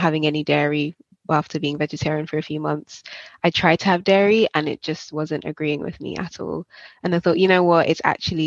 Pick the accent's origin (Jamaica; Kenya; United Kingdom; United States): Jamaica; moved away; I grew up in Jamaica and we'd have cooked lunches at school